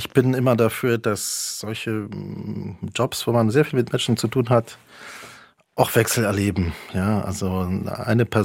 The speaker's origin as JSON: {"language": "German", "region": "Berlin", "country": "Germany", "tie": "born or raised there", "said": "Das war die Lebenswirklichkeit, in der ich aufwuchs, in West-Berlin."}